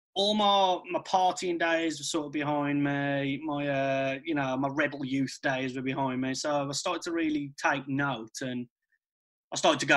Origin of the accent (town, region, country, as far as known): Wolverhampton, West Midlands, United Kingdom; born or raised there